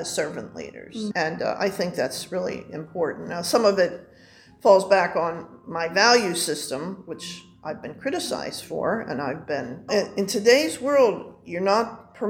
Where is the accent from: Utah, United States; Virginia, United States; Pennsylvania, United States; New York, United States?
Pennsylvania, United States; Pittsburgh; I grew up in Squirrel Hill, happens to be a Jewish community